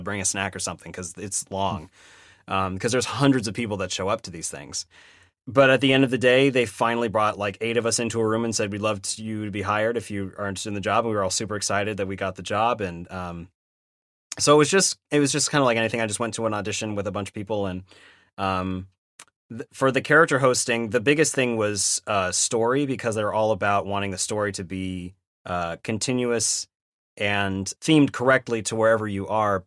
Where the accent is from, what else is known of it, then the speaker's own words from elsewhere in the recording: Sacramento, California, United States; moved away as an adult; also born or lived in Irvine; I grew up in Sacramento. Uh, so Northern California